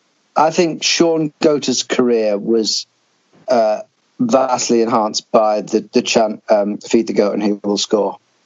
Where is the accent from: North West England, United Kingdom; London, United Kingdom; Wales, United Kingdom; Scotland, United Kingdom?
London, United Kingdom; I am recording from St. Lucia. No. also from southeast London.